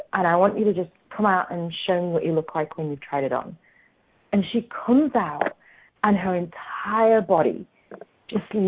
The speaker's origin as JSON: {"language": "English", "region": "England", "country": "United Kingdom", "tie": "born or raised there", "moved": "yes", "lives_now": "Australia", "said": "I grew up in England"}